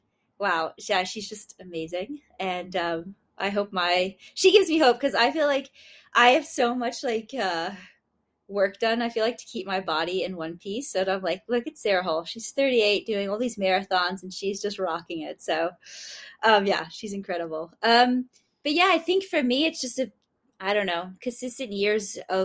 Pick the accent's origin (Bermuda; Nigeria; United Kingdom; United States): Bermuda; I'm from Bermuda